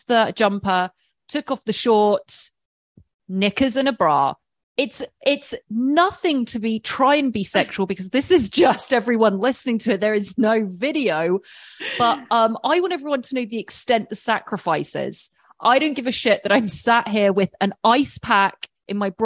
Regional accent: England, United Kingdom; I'm English

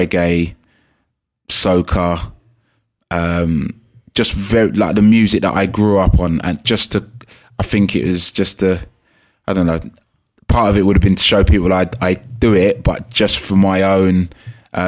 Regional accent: London, United Kingdom; where I grew up in Hackney

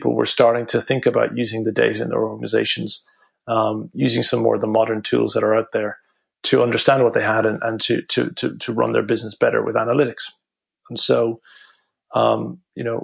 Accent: Cork, Munster, Ireland; moved away; also born or lived in Dublin / London; I'm from Cork originally.

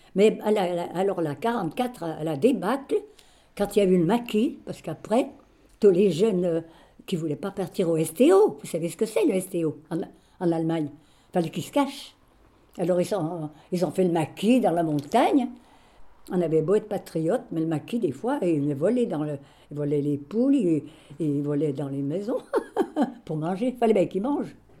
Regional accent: Champagnat, Ain, Auvergne-Rhône-Alpes, France; moved away as an adult; now in Lyon, France; je suis née à Champagnat-Belromay, dans l'Ain

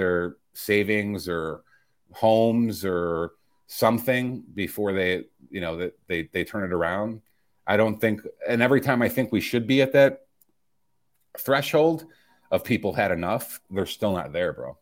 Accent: Chicago, Illinois, United States; moved away; my hometown Chicago

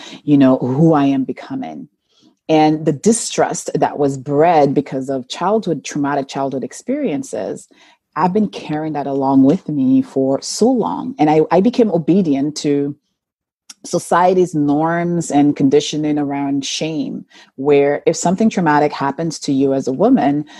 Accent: St. Lucia; moved away; I was born and raised in St. Lucia in a tiny village called Baslaboe

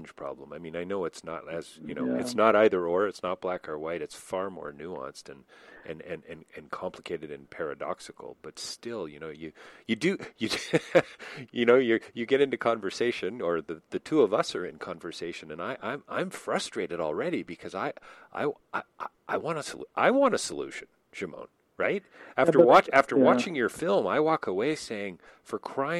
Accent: Toronto, Ontario, Canada; being a Canadian coming from Toronto

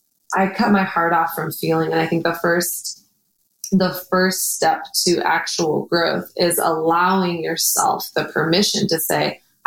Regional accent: Texas, United States; I came from Texas and my dad had a drug abuse problem.

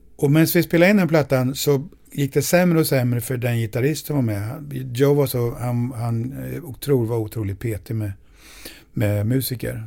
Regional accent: Sweden; jag är svensk

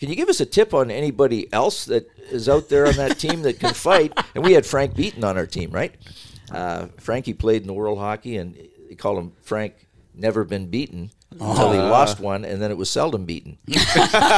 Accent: Sarnia, Ontario, Canada; my hometown in Sarnia

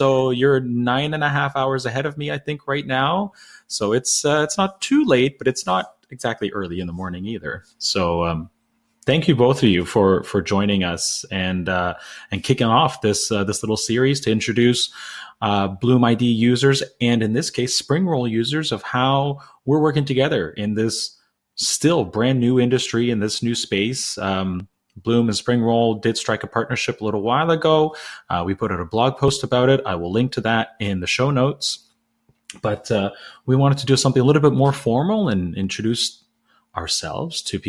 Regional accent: Canada; I'm Canadian.

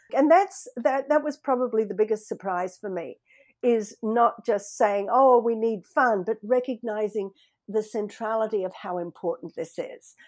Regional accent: Sydney, New South Wales, Australia; moved away as an adult; now in Seattle, United States; Growing up in Australia, you know, where in Sydney there's no snow

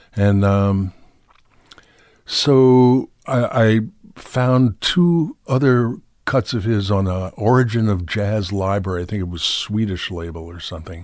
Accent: New York City, New York, United States; also born or lived in Skowhegan, Maine; I grew up in New York City

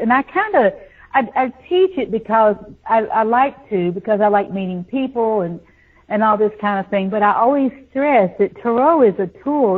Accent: the South, United States; also born or lived in Nashville, Tennessee; I grew up in the South. You know, it's a buckle on the Bible Belt.

